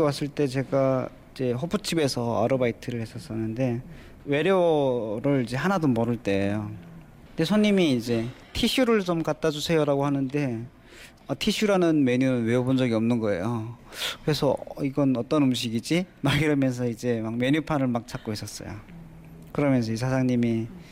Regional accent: Hamgyong, North Korea; accent: Hamgyong dialect; now in South Korea; 제가 일부러 함경도 사투리를 이제 많이 써요

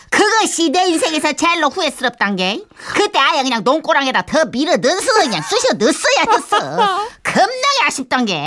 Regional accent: Seoul, South Korea; born there; 서울에서 태어났다고

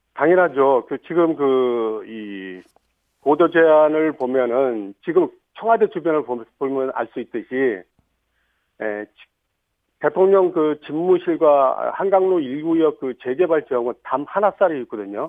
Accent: Seoul, South Korea; 저 또한 그 용산에서 태어나 살기 때문에요

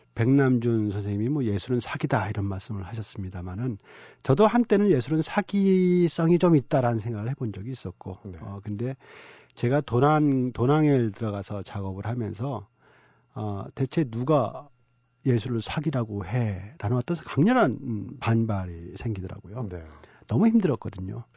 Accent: South Korea; moved away as an adult; also born or lived in Dunhuang, China; 내가 한국 사람이라는 생각을 못 하고 살았던 것 같아요.

